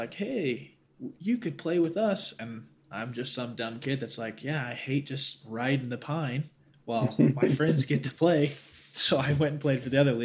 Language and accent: English; Hurricane, Utah, United States; also born or lived in St. George, Utah; I was born in Hurricane, but I spent some time in St. George